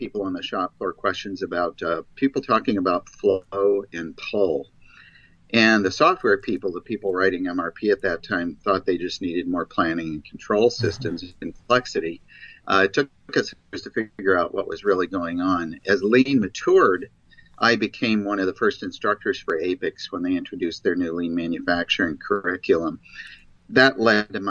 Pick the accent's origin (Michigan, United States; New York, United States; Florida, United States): Michigan, United States; I was raised in Michigan